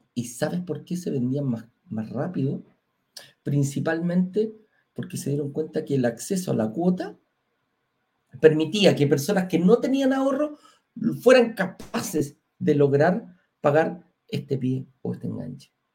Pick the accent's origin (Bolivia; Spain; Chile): Chile; en Chile tenemos una forma distinta de pagar